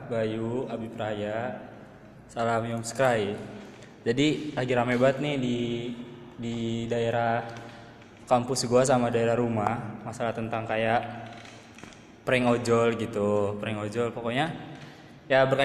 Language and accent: Indonesian; Bintaro, Banten, Indonesia; gue dari Bintaro